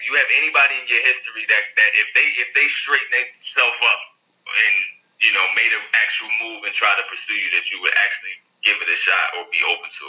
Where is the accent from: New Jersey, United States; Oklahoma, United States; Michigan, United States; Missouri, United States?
New Jersey, United States; now in Washington, D.C., United States; But yeah, I'm from Jersey. I live in D.C. though. I'm in D.C.